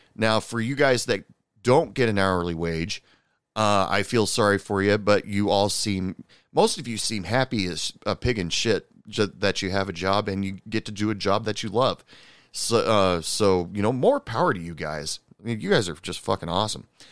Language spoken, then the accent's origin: English; United States; being an American